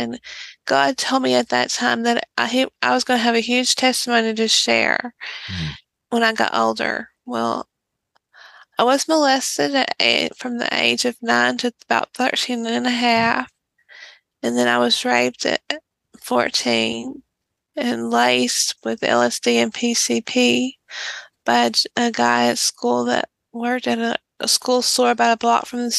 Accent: East Texas, United States; I'm in a small town in East Texas, and I'm actually in the same town that I grew up in.

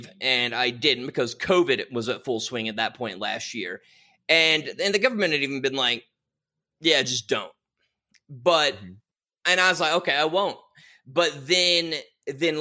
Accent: Tennessee, United States; moved away; also born or lived in Houston, Texas; Born in Houston. I grew up in Tennessee

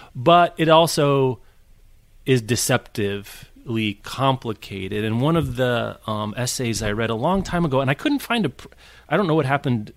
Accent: Midwest, United States; as a Midwesterner

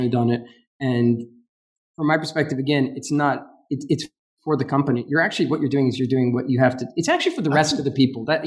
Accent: United States; I'm American

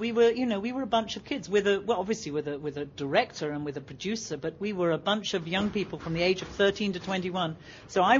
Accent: Stratford-upon-Avon, West Midlands, United Kingdom; I was born and raised in Stratford-upon-Avon

